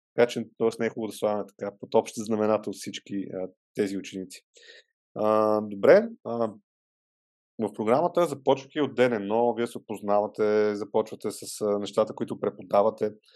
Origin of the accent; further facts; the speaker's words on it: Vidin, Vidin Province, Bulgaria; moved away; аз съм от Видин и там м- съм учил в някои от училищата